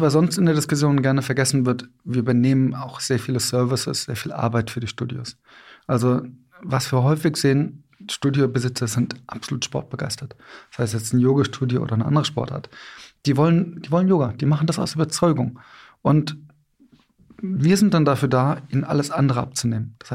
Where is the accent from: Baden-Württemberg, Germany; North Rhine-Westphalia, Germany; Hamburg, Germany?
North Rhine-Westphalia, Germany; Cologne; Ich komme aus Köln.